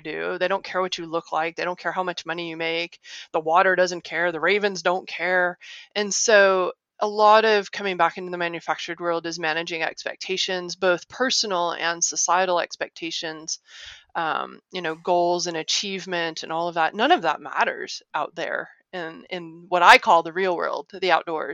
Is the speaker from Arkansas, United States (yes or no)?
yes; Little Rock, Arkansas, United States; moved away; also born or lived in Ohio / Illinois / California / Michigan; I grew up in Little Rock, Arkansas. Like I said, I was born in Ohio, but I moved 10 weeks later